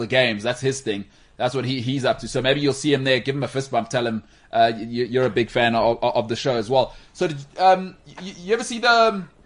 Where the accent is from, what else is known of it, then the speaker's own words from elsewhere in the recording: South Africa; I am a South African